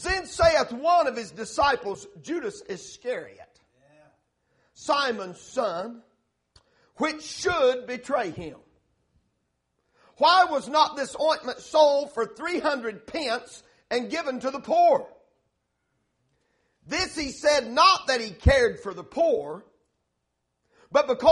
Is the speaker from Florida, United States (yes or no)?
no; Tennessee, United States; we're from Tennessee. We're slow up there.